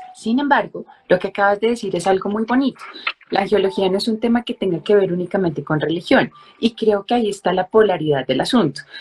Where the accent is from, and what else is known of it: Colombia